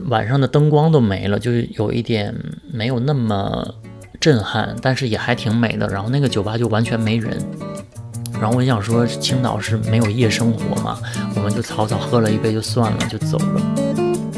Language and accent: Chinese; Northeast China, China; 我是东北人嘛，所以我对北方人的穿着都很有这个概念